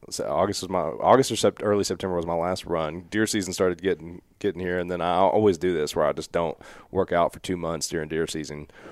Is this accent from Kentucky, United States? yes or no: yes; Evarts, Kentucky, United States; I knew where I'm from in Everts